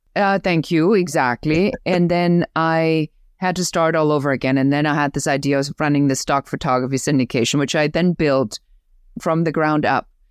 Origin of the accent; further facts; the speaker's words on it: Germany; accent: German; English is a second language; moved away; I'm originally from Germany. You may even hear still the accent